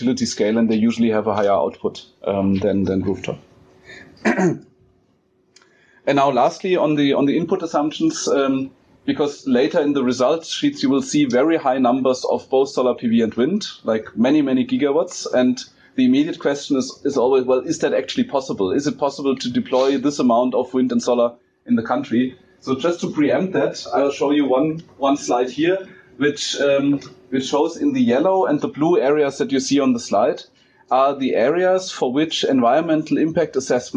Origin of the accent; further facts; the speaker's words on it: Germany; now in South Africa; from my home country in Germany